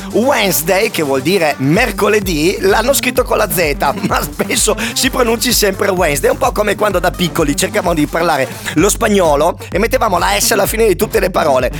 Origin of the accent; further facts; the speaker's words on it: Apulia, Italy; nel mio paese si dice una cosa che si può capire solamente in Puglia